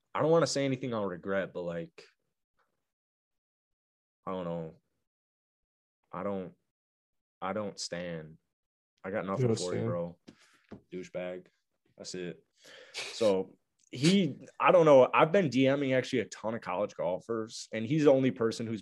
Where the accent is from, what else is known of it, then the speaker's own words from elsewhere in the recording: Arlington Heights, Illinois, United States; moved away as an adult; also born or lived in Chicago, Illinois; now in Florida, United States; I'm from the suburb of Chicago, Arlington Heights